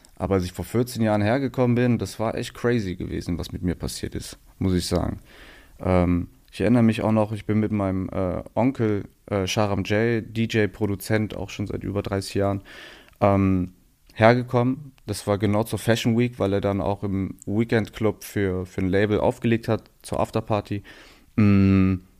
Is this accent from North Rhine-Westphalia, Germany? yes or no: yes; Aachen, North Rhine-Westphalia, Germany; moved away as an adult; now in Berlin, Germany; Also es ist die Stadt, wo ich groß geworden bin, wo ich herkomme